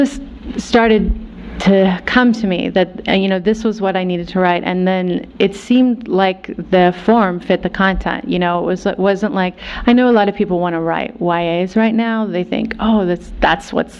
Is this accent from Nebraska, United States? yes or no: yes; Nebraska, United States; moved away; when I was growing up in Nebraska, I was, I still am half Cuban. My dad is from Havana.